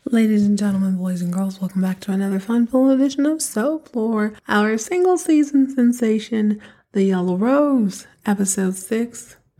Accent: Texas, United States; growing up in Texas

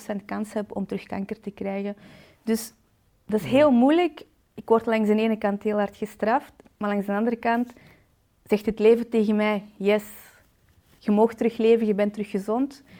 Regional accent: Balen, Flanders, Belgium; ik ben 31 jaar uit de Kempen, afkomstig uit Balen

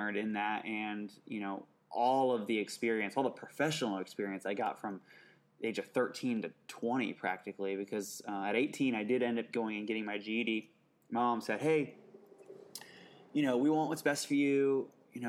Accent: Indianapolis, Indiana, United States; I grew up in Indianapolis, Indiana

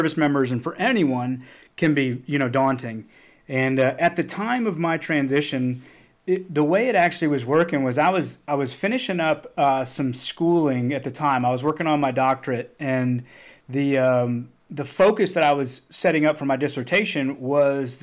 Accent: Cotter, Arkansas, United States; moved away as an adult; Bentonville is only a few hours from where I grew up in Cotter.

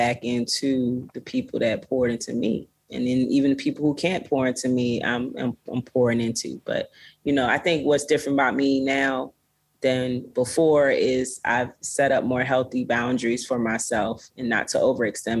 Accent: Florida, United States; now in Los Angeles, United States; I grew up in Florida, so I was always around beaches

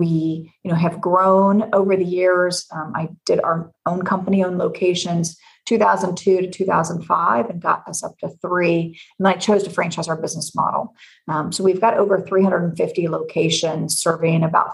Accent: Knoxville, Tennessee, United States; now in Illinois, United States; I'm born and bred in Knoxville, Tennessee. So I'm a Southern gal who is transplanted to Illinois

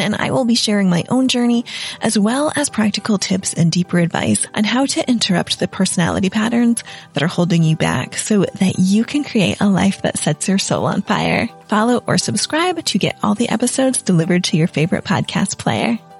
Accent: United States; moved away as an adult; also born or lived in Italy; I'm an American who in 2010 moved to Italy on my own

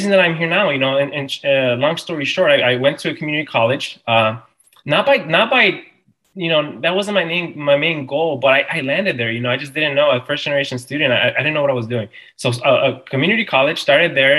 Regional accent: Harvey, Illinois, United States; I was born in Harvey, Illinois

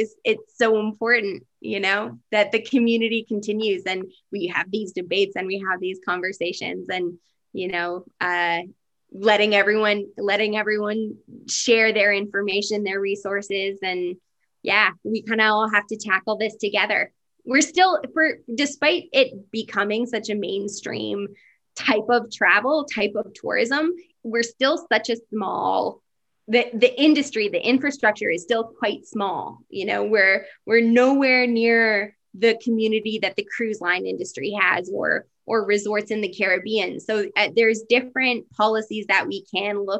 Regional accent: Canada; we can say that we're Canadian

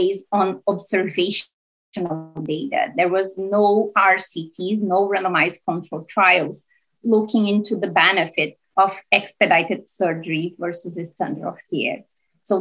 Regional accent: Brazil; moved away as an adult; now in Hamilton, Canada; I'm originally from Brazil. And I did all my training there in medicine and general internal medicine.

